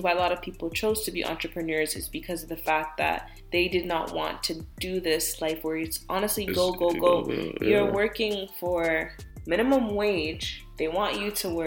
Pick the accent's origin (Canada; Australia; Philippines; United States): Canada; me as a Canadian